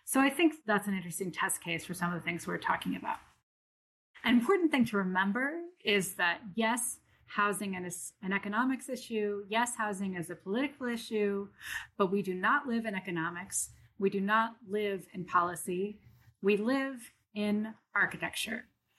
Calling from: Brooklyn, New York, United States; I'm calling in from Brooklyn, New York, and I work in Toronto at the University of Toronto.

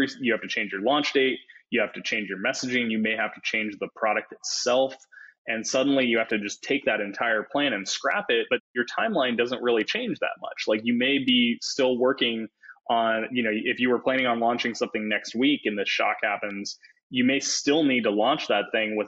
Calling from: Los Angeles, California, United States; moved away; Calling in from Los Angeles, which I recently moved to.

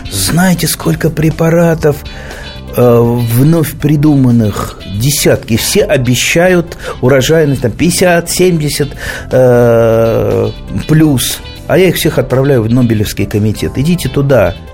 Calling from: Krasnoyarsk, Krasnoyarsk Krai, Russia; Здравствуйте, я здравствуйте из Красноярска маленький вопросик.

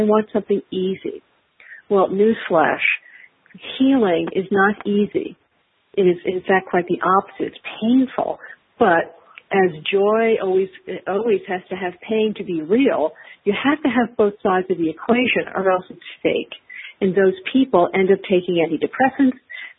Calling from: Los Angeles, California, United States; Los Angeles.

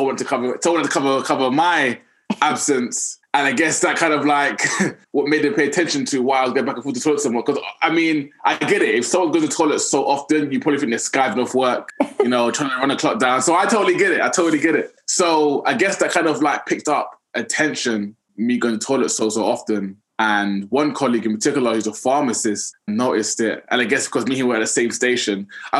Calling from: London, United Kingdom; London, England.

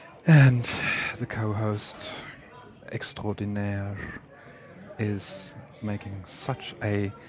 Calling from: Frankfurt, Hesse, Germany; So I'm calling you from Frankfurt International Airport because it seems this is the only time I really get to call you guys.

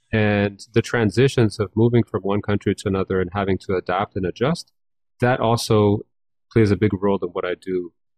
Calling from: Toronto, Ontario, Canada; I'm calling from the now sunny city of Toronto.

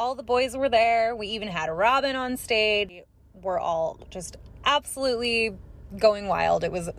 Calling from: Phoenix, Arizona, United States; I'm calling from Phoenix

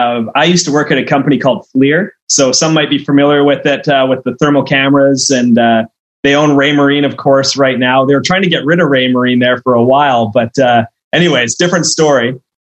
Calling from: Victoria, British Columbia, Canada; Yeah, and I'm coming in from Victoria, BC, Canada, so I'm quite exotic.

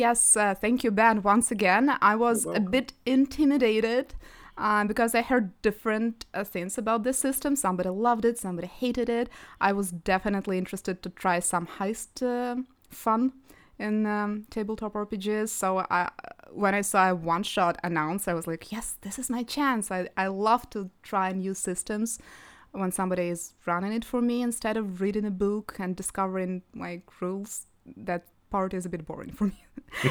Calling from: Kyiv, Ukraine; I'm joining from Kyiv, Ukraine.

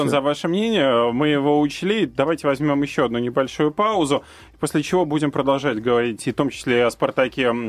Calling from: Tver, Tver Oblast, Russia; Я из Твери, Юрий, звоню вам.

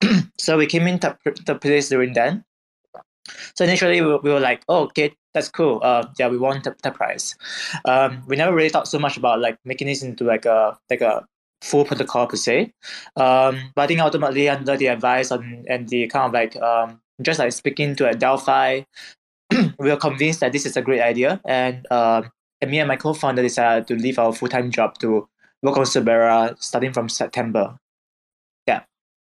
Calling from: Singapore; I'm calling from Singapore.

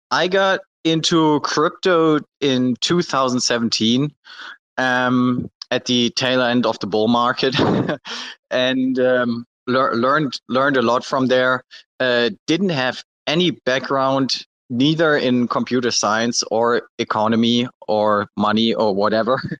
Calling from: Malaysia; So I'm personally in uh, Malaysia right now.

